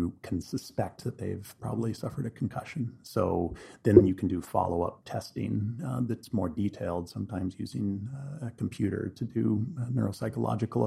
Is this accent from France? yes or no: no; Quesnel, British Columbia, Canada; moved away as an adult; also born or lived in Vancouver, Canada / Calgary, Canada / Europe / Oregon, United States; now in Kelowna, Canada; But I'm originally from Canada. I grew up in Quesnel in central BC